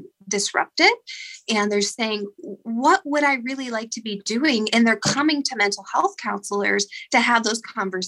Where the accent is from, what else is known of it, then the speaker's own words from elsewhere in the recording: Ashtabula, Ohio, United States; also born or lived in Meadville, Pennsylvania; I'm actually from Ashtabula, Ohio, and I'm a licensed professional counselor in Meadville, Pennsylvania